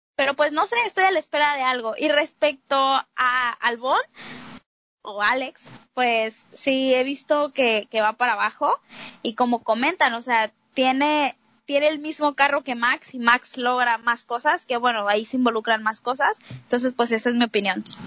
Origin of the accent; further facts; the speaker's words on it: Mexico; todos aquí somos mexicanos